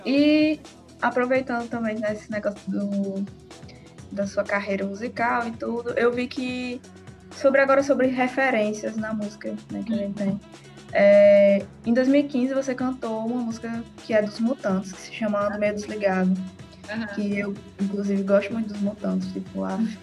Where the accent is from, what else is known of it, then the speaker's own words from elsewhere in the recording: Rio Grande do Norte, Brazil; a gente é de, do Rio Grande do Norte